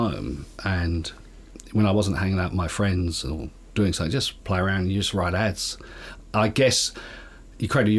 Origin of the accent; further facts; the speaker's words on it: Perth, Western Australia, Australia; growing up in Perth, print was the main medium